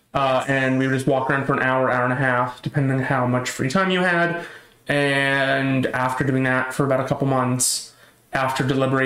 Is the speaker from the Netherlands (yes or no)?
no; Canada; I have been born and raised in Canada, in a town in Canada, and I lived in that same town in Canada until I moved out of it, like 6 months ago